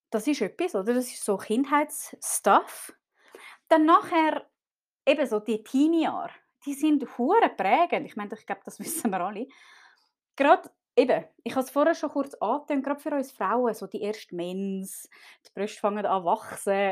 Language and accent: German; Zurich, Switzerland; Ich bin zum Beispiel äh, in Zürich aufgewachsen, in einem sehr wohlhabenden Kreis. Wir haben gut Geld gehabt.